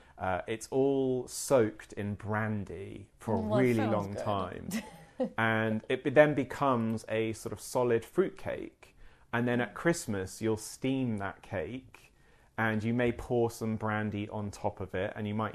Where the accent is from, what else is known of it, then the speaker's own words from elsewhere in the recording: United Kingdom; as a Brit